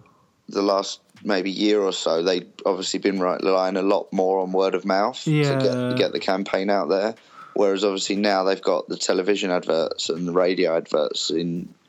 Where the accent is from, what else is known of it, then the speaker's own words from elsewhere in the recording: Kent, South East England, United Kingdom; I'm from Kent in southeast England.